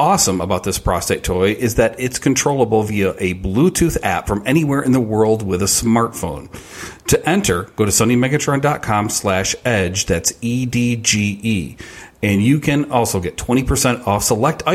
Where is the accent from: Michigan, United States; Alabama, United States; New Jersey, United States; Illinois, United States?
Michigan, United States; Grand Rapids; also born or lived in Ferndale, Michigan / Royal Oak, Michigan; now in Chicago, United States; I'm from Grand Rapids originally, but I lived in fashionable Ferndale